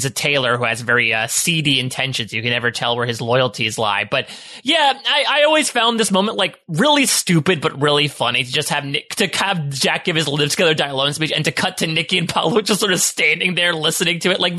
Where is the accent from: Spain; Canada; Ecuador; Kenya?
Canada; I'm Canadian, so I don't even know what a Wisconsin is.